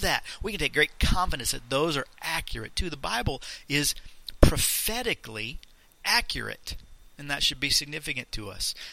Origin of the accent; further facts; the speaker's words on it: Leesburg, Florida, United States; I was born in Central Florida, in Leesburg, to my parents